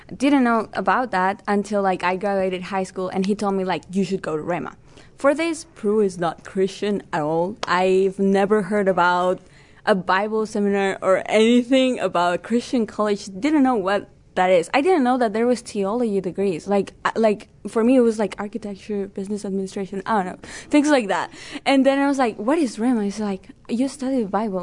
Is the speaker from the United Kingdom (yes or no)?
no; Peru; moved away as an adult; I am from Peru